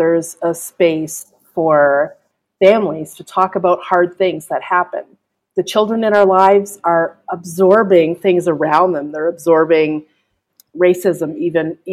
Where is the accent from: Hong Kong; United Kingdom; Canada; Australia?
Canada; I'm Canadian, and we don't say, or we don't pronounce that letter as